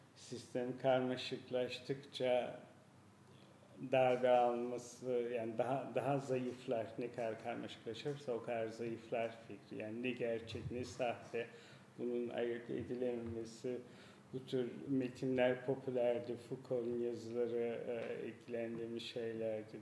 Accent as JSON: {"language": "Turkish", "town": "Gölbaşı", "country": "Turkey", "tie": "born or raised there", "also_born_or_lived": "Gaziantep / Izmir / Frankfurt", "moved": "yes", "lives_now": "Istanbul, Turkey", "said": "Birisi doğduğum yer Gölbaşı."}